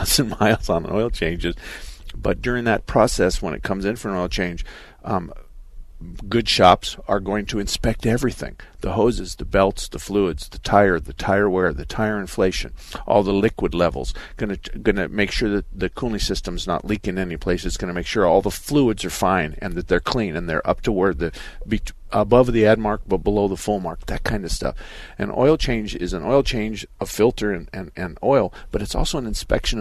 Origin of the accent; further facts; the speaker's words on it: Douglas, Arizona, United States; I was born and raised in Douglas.